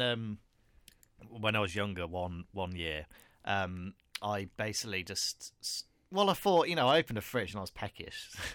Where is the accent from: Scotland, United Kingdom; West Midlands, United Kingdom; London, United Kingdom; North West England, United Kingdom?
West Midlands, United Kingdom; Telford; my hometown, um, 'cause I live in a place called Telford